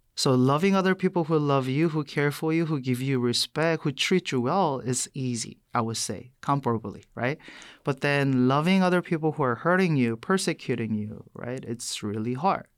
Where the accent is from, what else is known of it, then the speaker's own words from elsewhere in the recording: South Korea; English is a second language; moved away as an adult; also born or lived in New York City, United States / Boston, United States / Madison, Wisconsin, United States; now in United States; I was born and raised in South Korea. I came to the U S when I was eighteen